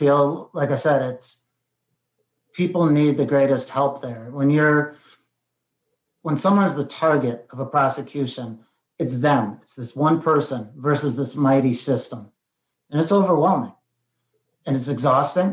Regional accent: Colorado, United States; moved away; also born or lived in Queens, New York / Ohio; Although I was born in Queens, New York, we moved out to a very rural mountain town in Colorado before Colorado was kind of the cool place to be

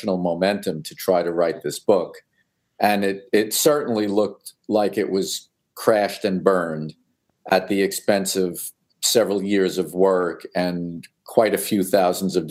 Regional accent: New York City, New York, United States; also born or lived in Long Island, New York; I was born in Brooklyn and I lived there until I was 10

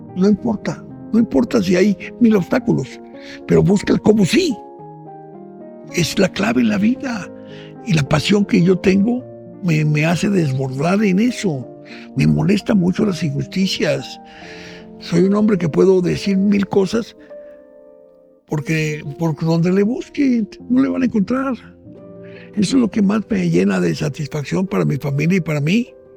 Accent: Mexico

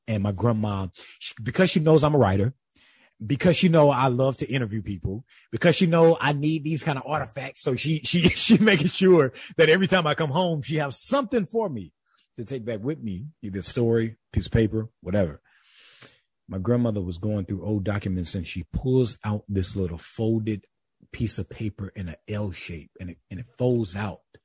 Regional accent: Calhoun County, South Carolina, United States; moved away; also born or lived in Atlanta, Georgia; I am raised in the rural South, uh, the black rural South in South Carolina

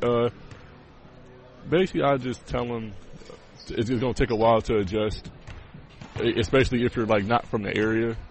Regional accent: Cleveland, Ohio, United States; I'm from Cleveland, Ohio

